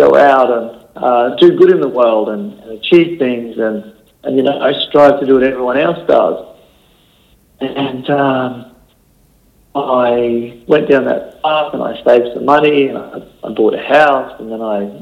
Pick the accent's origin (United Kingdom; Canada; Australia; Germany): Australia; Rockhampton, Queensland; moved away as an adult; now in Gold Coast, Australia; I was born and bred in Rockhampton and on the banks of the Fitzroy River there, about 30 kilometres out of town